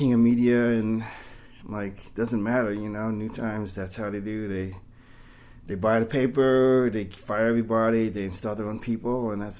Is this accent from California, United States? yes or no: yes; Sacramento, California, United States; moved away; also born or lived in Oakland / Miami; Yeah, I'm originally from Sacramento.